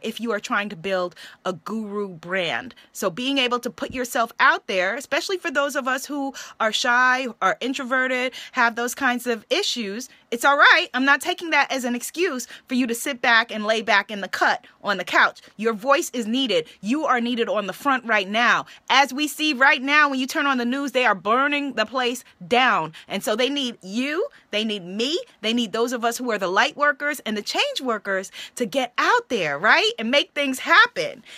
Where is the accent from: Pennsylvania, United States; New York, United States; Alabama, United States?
New York, United States; I'm from New York